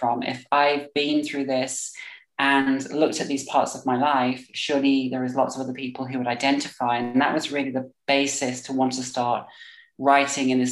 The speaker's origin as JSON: {"language": "English", "area": "Staffordshire", "region": "West Midlands", "country": "United Kingdom", "also_born_or_lived": "London", "moved": "yes", "lives_now": "Berlin, Germany", "said": "I currently live in Berlin, but I'm originally from Staffordshire. But I spent a lot of my time in London before I moved to Germany."}